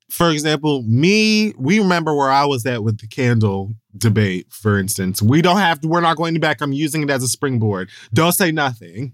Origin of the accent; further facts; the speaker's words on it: Jamaica; I'm also Jamaican